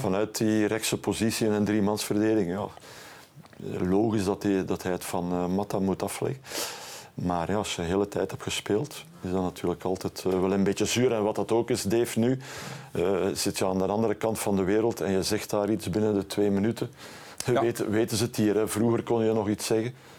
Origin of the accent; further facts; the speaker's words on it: Bruges, Flanders, Belgium; bij ons in Brugge